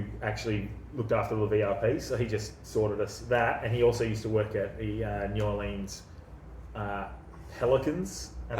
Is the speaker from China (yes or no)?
no; Australia; when you go to the States, being Australian.